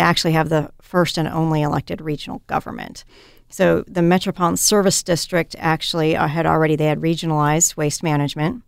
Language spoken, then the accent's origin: English; Midwest, United States; moved away as an adult; also born or lived in Wisconsin / Washington State; now in Oregon, United States; growing up in the Midwest